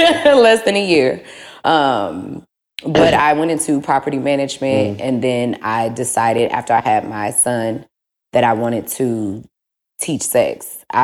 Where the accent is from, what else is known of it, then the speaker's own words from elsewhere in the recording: St. Louis, Missouri, United States; I'm from St. Louis.